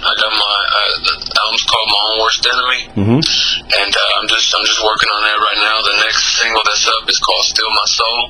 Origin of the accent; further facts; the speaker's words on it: Texas, United States; now in Dallas, United States; Yeah, I grew up in West Texas. I moved around a lot, so it's just, I grew up the whole Lone Star State, you know, I got love for it because I've been all over the map, but Dallas is where I currently reside.